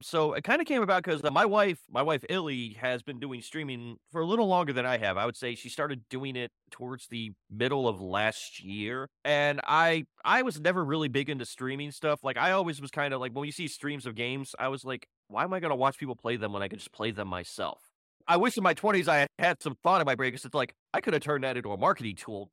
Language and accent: English; Cleveland, Ohio, United States; moved away as an adult; now in Houston, United States; I'm from Ohio, Cleveland, Ohio